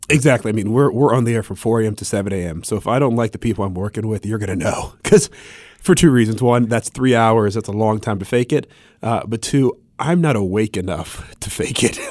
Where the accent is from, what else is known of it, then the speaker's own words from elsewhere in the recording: Columbus, Ohio, United States; moved away as an adult; also born or lived in Augusta, Georgia; I'm from Columbus, Ohio